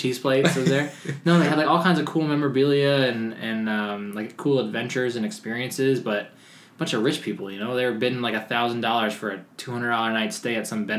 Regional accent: New York, United States; I'm from New York.

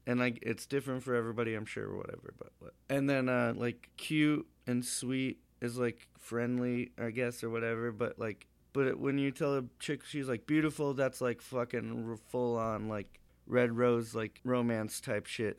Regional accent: Montana, United States; I'm from Montana.

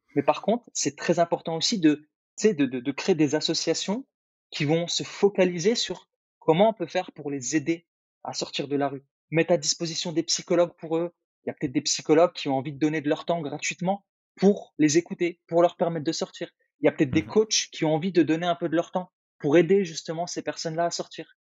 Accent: Algeria; moved away; moi, je suis né en Algérie, donc en Afrique. Et, heu, et je me rappelle quand j'étais gamin, on n'avait pas grand-chose

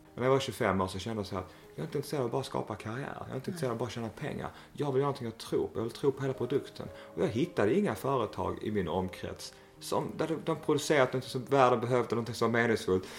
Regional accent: Malmö, Skåne, Sweden; moved away as an adult; also born or lived in Växjö / Småland; Jag är uppvuxen i Malmö

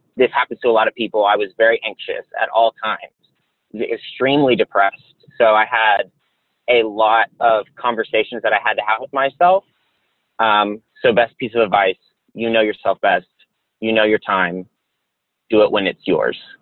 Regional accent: the South, United States; I grew up in the South

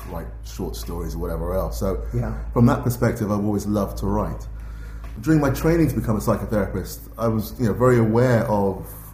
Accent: London, United Kingdom; myself as a black man growing up in West London in the 60s and 70s

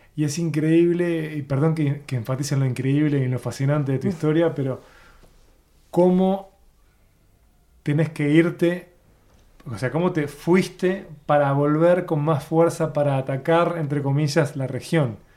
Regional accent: Uruguay; como uruguayo

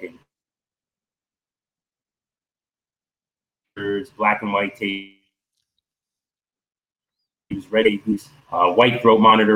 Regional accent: Miami, Florida, United States; I'm from Miami

